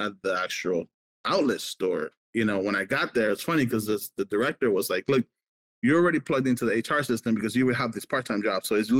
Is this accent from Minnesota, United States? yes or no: no; Miami, Florida, United States; moved away as an adult; also born or lived in Nicaragua / California / Oregon; when I was a kid in Nicaragua or when I grew up in Miami